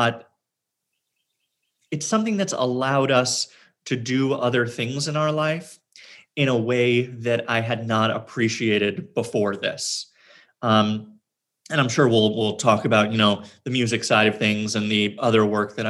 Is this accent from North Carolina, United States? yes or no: no; New York City, New York, United States; I was born in Manhattan and lived in Queens for a bit and then back to Manhattan and have never lived anywhere else